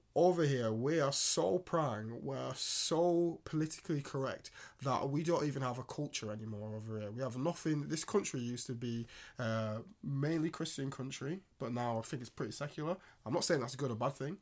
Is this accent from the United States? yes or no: no; England, United Kingdom; an English-born uh, boy in this country